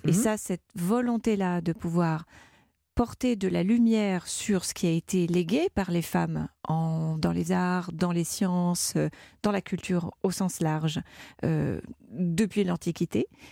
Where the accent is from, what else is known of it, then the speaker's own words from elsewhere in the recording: France; je suis française